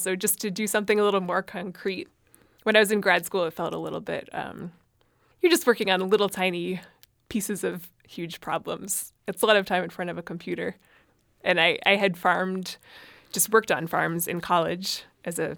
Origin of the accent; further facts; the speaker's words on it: closer to Boston, Massachusetts, United States; also born or lived in Antarctica; I grew up in Massachusetts, out closer to Boston